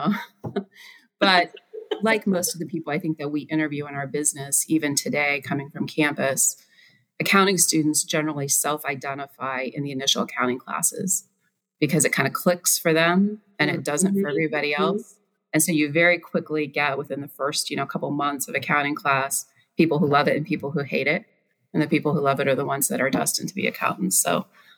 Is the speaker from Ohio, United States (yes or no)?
yes; Baltimore, Ohio, United States; I grew up in Baltimore, Ohio, that had two stoplights.